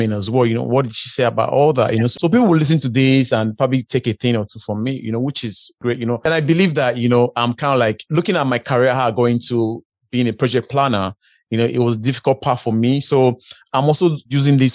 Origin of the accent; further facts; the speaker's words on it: Nigeria; moved away; I'm originally from Africa, Nigeria